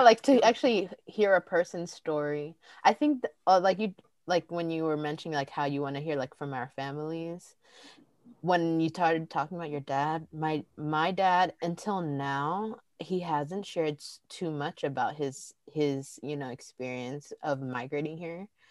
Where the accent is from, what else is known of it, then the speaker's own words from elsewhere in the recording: Pasadena, California, United States; I grew up in Pasadena, and in that part of like Los Angeles